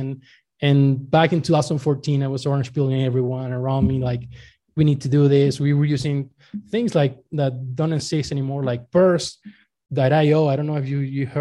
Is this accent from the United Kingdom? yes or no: no; Venezuela; moved away as an adult; now in Mexico; I was born in Venezuela and I was working actually for the national oil company for since I graduated